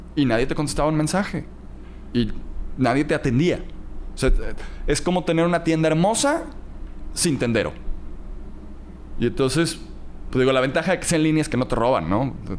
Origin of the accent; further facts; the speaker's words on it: Cancún, Quintana Roo, Mexico; also born or lived in Playa del Carmen; nací, crecí en Cancún y después me fui a Playa del Carmen.